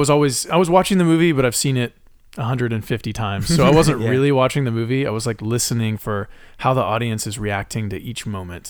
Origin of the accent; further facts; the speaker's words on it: Harlingen, Texas, United States; And from a town called Harlingen. Which is right on the south tip of Texas near Brownsville. I was born and raised there.